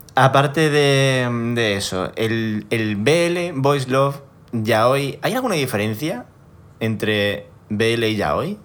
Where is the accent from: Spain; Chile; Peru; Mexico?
Spain; yo soy de España